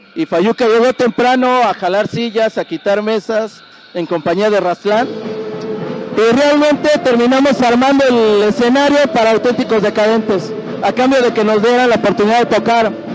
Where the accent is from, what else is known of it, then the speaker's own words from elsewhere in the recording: Mexico City, Mexico; somos de Tepito